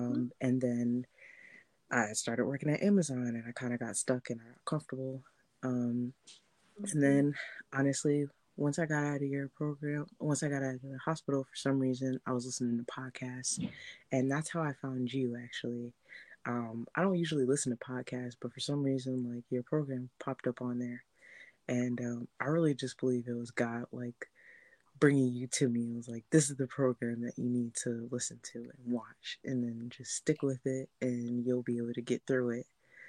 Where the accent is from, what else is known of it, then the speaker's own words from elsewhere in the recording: New Jersey, United States; now in Philadelphia, United States; I moved to Philly from Jersey